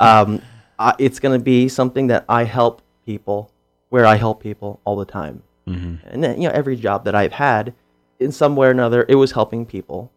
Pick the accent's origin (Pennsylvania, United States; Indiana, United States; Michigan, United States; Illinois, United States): Pennsylvania, United States; now in Chico, United States; I'm from Pennsylvania, and the part of Pennsylvania I'm from, you're either Lutheran or Catholic. I was Lutheran